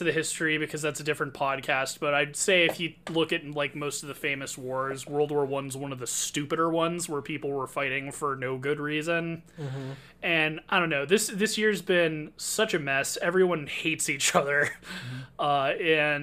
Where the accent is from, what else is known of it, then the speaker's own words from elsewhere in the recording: California, United States; I'm from California